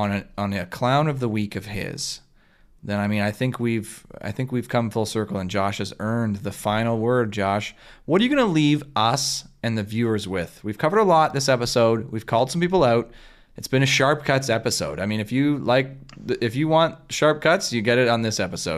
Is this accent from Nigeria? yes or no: no; Canada; we're in Canadian volleyball culture